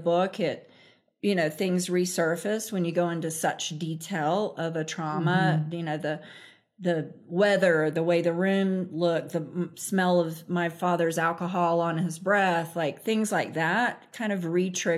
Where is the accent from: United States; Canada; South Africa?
United States; Central Florida; accent: southern; moved away; I'm from Central Florida originally